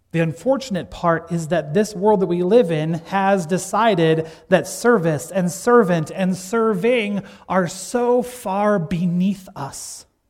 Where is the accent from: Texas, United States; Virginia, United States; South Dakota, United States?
South Dakota, United States; Gregory; my hometown of Gregory, South Dakota